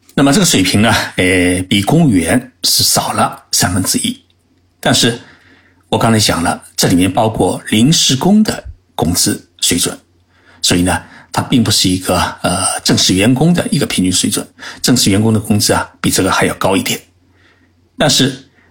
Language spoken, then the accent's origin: Chinese; China; now in Japan; 我们中国人是全世界最会做生意的人